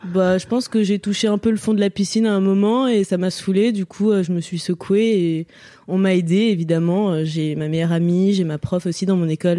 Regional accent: near Lyon, Auvergne-Rhône-Alpes, France; also born or lived in Courbevoie, Hauts-de-Seine, France; je suis née à Courbevoie dans le 92 et après on est parti vivre à Serbonne, dans Lyon du coup, dans une maison avec des champs de tournesol géants en face

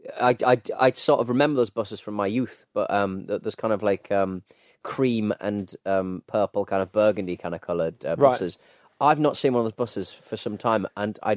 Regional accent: Hartlepool, North East England, United Kingdom; I remember growing up in Hartlepool

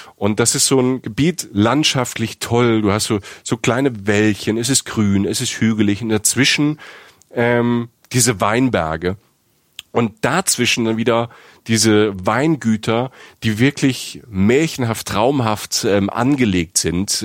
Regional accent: Germany

